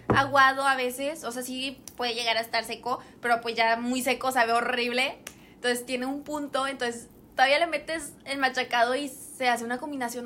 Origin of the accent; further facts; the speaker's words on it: San Nicolás de los Garza, Nuevo León, Mexico; nosotras somos de San Nicolás.